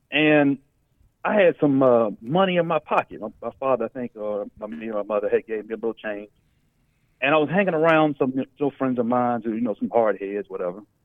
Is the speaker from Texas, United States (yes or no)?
yes; Dallas, Texas, United States; also born or lived in Pasadena, California; we moved actually to uh, Dallas, you know, in the early 80s when I was still a little kid